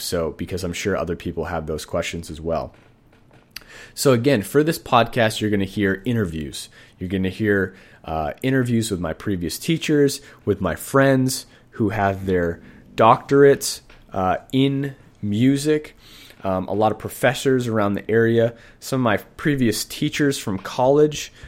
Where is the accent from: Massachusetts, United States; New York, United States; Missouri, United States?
Massachusetts, United States; Boston; now in Sacramento, United States; I'm actually from Boston, Massachusetts. I live in Sacramento right now